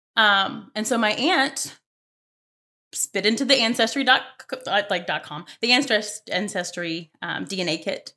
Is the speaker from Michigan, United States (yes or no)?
no; Mobile, Alabama, United States; moved away; I'm from Alabama, so I am from Mobile, Alabama, way south